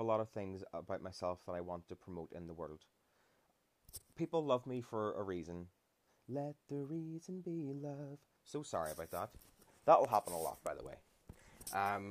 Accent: Ireland; as Irish people

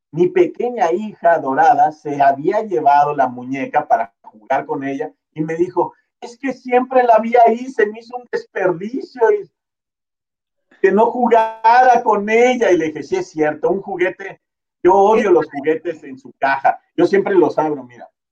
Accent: Oaxaca, Mexico; moved away; also born or lived in Mexico City / Tijuana; yo nací en Oaxaca

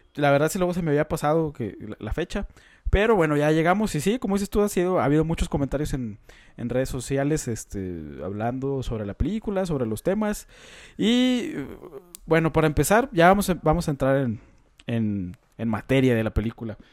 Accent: Coahuila, Mexico; Carlos y yo, pues, somos de Coahuila, que está cerca de Monterrey

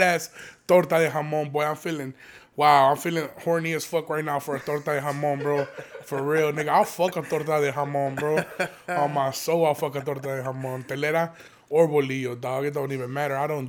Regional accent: Aurora, Illinois, United States; growing up in Aurora

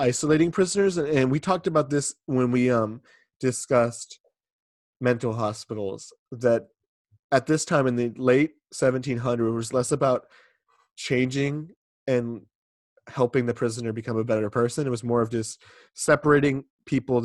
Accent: Massachusetts, United States; I'm from Massachusetts

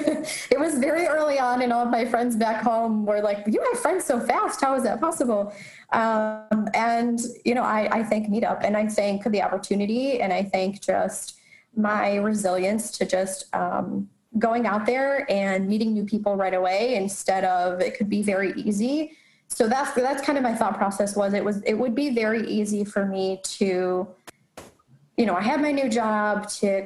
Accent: Rochester, New York, United States; moved away as an adult; also born or lived in Charlotte; I currently live in Rochester, and as you mentioned, I'm a Rochester native as well

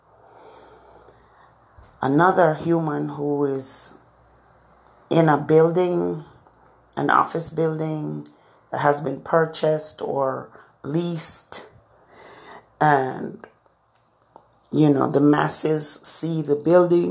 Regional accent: Jamaica; now in Florida, United States; I grew up in Jamaica

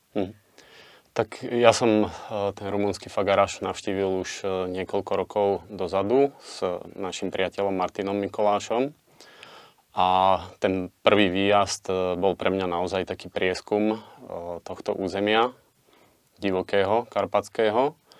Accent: Liptov, Žilina Region, Slovakia; ako malý chlapec v nízkych Tatrách a v našom okolí, keďže obidvaja sme z Liptova

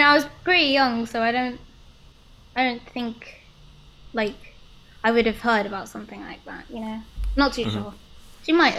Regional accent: Bristol, South West England, United Kingdom; also born or lived in Sudan; No, actually. I was born in Sudan. Okay. I hope everyone knows where that is, Africa. And then I moved to England when I was like 9 months old. Yeah, and we've kind of just been moving around in England, but like where I would call home is Bristol

